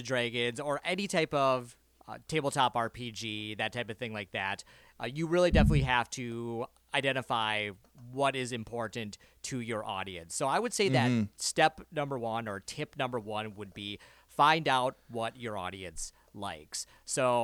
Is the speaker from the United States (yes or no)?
yes; United States; I am from the United States